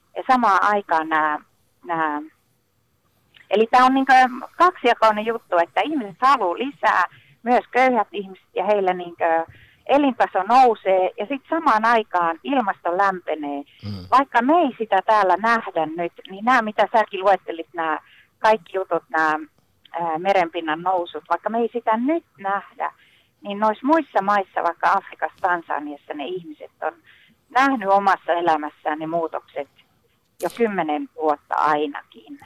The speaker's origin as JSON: {"language": "Finnish", "region": "northern Finland", "country": "Finland", "said": "mä pohjoisessa kotoisin"}